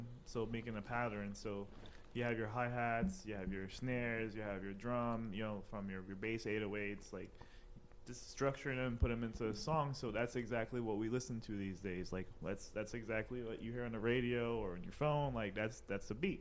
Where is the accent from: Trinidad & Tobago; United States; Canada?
Trinidad & Tobago; my background is Caribbean. I'm from Trinidad.